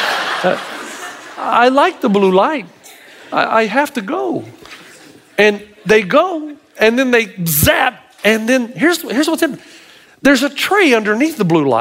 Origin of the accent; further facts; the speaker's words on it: Tennessee, United States; I'm from Tennessee